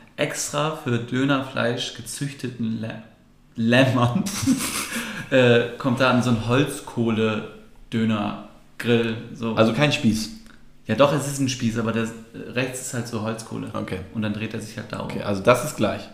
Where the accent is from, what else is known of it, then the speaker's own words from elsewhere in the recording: Germany; als Türke in Deutschland groß zu werden